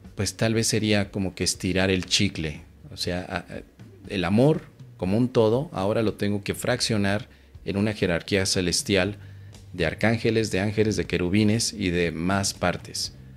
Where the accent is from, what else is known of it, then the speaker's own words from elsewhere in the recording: Mexico; soy mexicano y en México